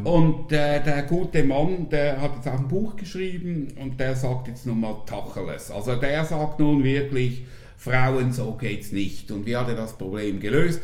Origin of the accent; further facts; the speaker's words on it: Zurich, Switzerland; now in Lucerne, Switzerland; ich bin gebürtiger Zürcher